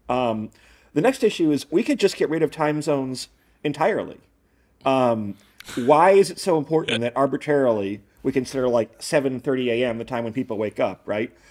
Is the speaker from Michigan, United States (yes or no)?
yes; Michigan, United States; I'm from Michigan. I like Michigan.